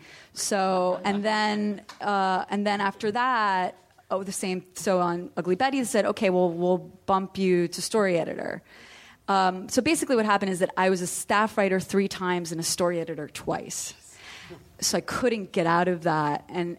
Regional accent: East Coast, United States; I'm from the East Coast, and I was writing plays published when I was 17.

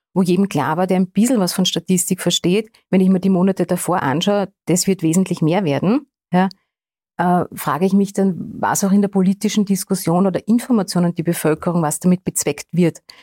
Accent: Austria; wir also als Österreicher und Österreicherinnen

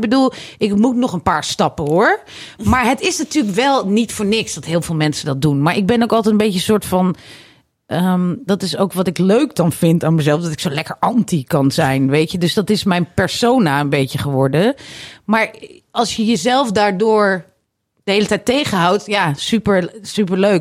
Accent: Netherlands; Ik ben gewoon een Hollandse vrouw

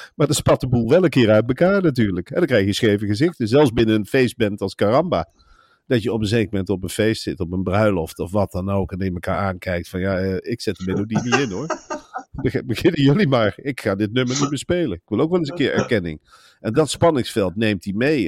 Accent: Gelderland, Netherlands; ik ben een Gelderlander

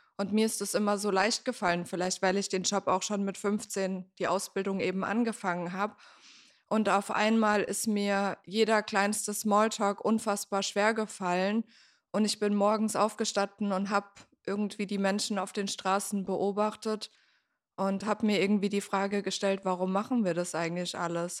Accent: near Mannheim, Baden-Württemberg, Germany; moved away as an adult; also born or lived in Frankfurt am Main; now in Berlin, Germany; ich komme ursprünglich aus der Nähe von Mannheim und ich bin vor zehn Jahren nach Berlin gezogen.

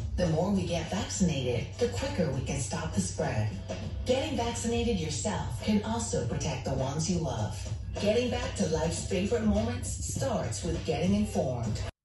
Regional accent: New York, United States; I said, "New York."

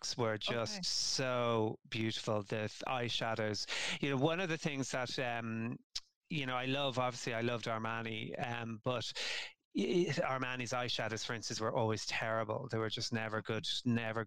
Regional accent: Ireland; we're Irish

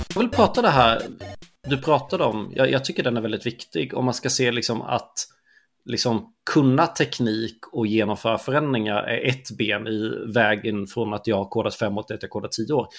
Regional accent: Småland, Sweden; Jag är ju smålänning

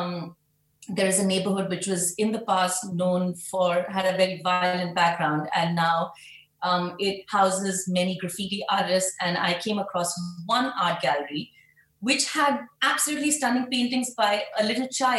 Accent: Mumbai, Maharashtra, India; moved away as an adult; now in New York City, United States; I was born and brought up in Mumbai, India, and I've been in New York City for the past 14 years.

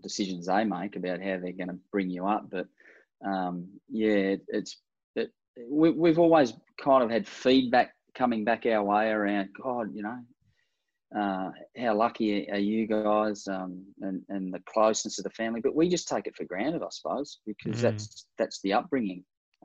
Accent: Australia; as Australians

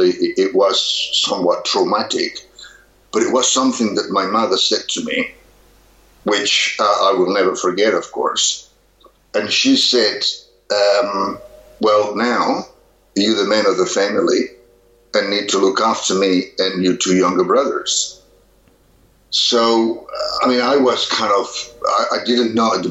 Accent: Barcelona, Catalonia, Spain; moved away as an adult; now in Australia; I grew up in Barcelona, Spain, which happens to be very topical now

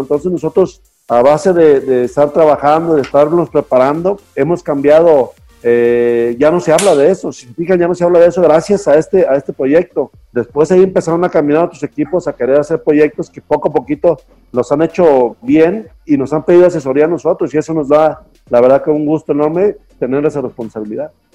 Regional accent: Mexico; now in Guadalajara, Mexico; somos puros mexicanos

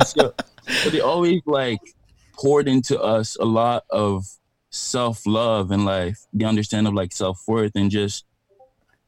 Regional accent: Montreal, Quebec, Canada; moved away as an adult; also born or lived in Abidjan, Ivory Coast; now in Toronto, Canada; I was born in Abidjan and I grew up in Montreal

